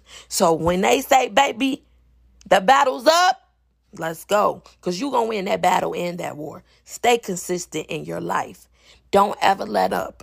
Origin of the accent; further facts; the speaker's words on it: Chicago, Illinois, United States; I'm from Chicago